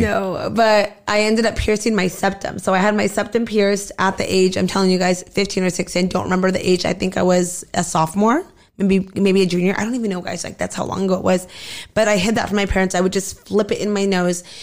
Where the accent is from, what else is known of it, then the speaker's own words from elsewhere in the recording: Southern California, United States; also born or lived in Arizona / Mexicali, Mexico; I've pretty much lived out here since a really young age